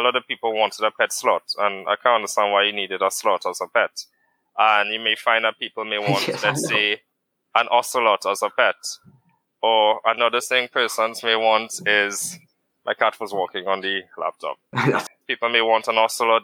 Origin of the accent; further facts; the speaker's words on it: Trinidad & Tobago; I reside currently in Trinidad and Tobago. So, I am Trinidadian